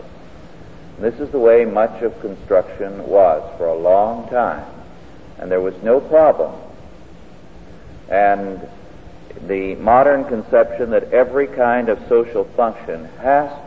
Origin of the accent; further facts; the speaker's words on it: California, United States; I grew up here in California